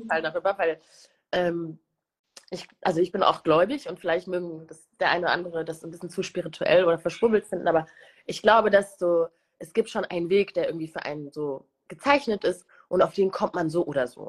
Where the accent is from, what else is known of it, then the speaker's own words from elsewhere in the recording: Germany; also born or lived in Rwanda / United Kingdom; zunächst in einem sehr kleines Städtchen. Äh, wir streiten uns immer in der Familie darüber, weil ich total oft Dorf sage und mhm. meine Familie mich immer so flamed